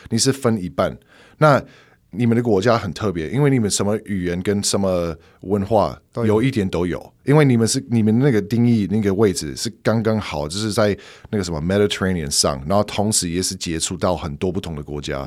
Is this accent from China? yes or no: no; northeastern Pennsylvania, United States; Chinese is a second language; moved away as an adult; now in Taiwan; 美国的宾州，东北部